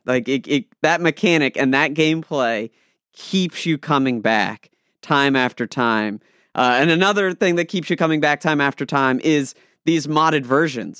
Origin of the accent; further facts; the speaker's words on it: Maryland, United States; I'm from Maryland